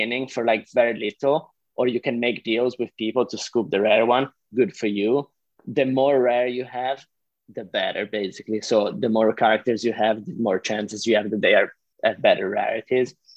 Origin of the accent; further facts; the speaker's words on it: Switzerland; first language Italian; English is a second language; I'm Swiss Italian. So like part of my, like I speak Italian. That's my mother, that's my native language